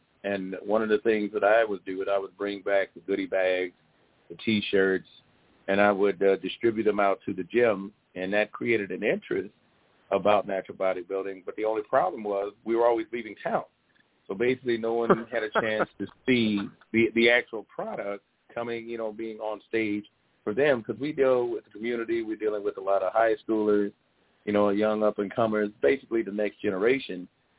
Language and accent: English; Kankakee, Illinois, United States; next year we get a show in my hometown